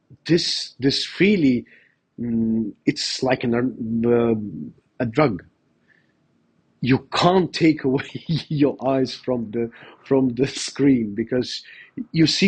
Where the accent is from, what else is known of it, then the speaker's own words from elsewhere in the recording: Estonia; I was raised in Soviet Union